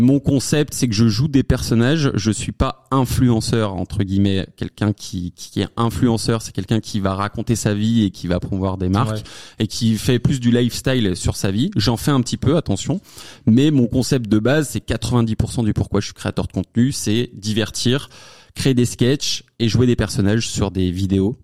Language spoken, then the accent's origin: French; Savoie, Auvergne-Rhône-Alpes, France; Je viens de la Savoie en plus, je suis savoyard, euh, petit patelin, loin de la ville